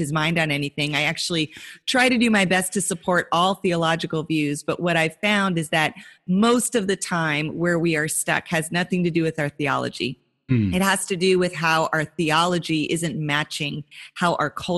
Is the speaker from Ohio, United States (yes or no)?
no; Montana, United States; now in South Florida, United States; I grew up in Montana in a very rural area